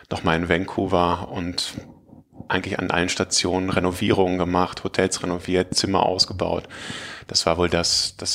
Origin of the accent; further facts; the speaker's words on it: Münster, North Rhine-Westphalia, Germany; Ich komme aus Münster, aus der Nähe von Münster, um genau zu sein.